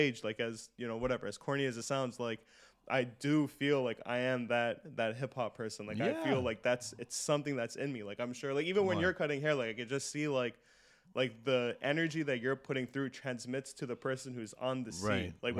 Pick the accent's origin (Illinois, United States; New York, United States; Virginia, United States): New York, United States; Brooklyn; born there; I was born in Brooklyn.